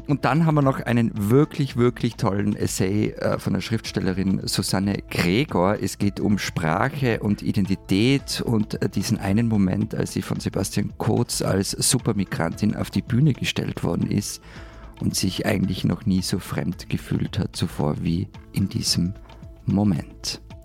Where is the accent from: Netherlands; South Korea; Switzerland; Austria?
Austria; Ich bin Österreicher